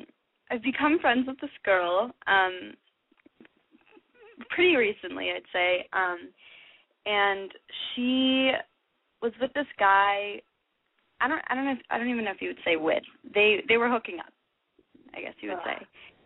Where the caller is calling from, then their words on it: Los Angeles, California, United States; I'm 18 from Los Angeles.